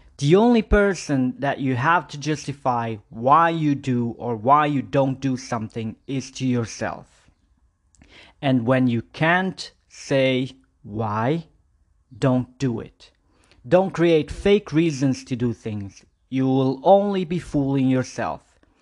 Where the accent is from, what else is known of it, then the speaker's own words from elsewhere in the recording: Porto, Norte, Portugal; moved away as an adult; now in Budapest, Hungary; I'm still living in my hometown in Porto 8 years ago